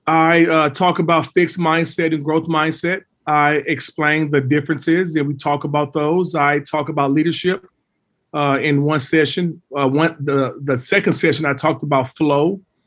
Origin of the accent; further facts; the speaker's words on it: Dallas, Texas, United States; moved away as an adult; also born or lived in Oklahoma City / Europe; I'm from Dallas, went to Dallas Carter.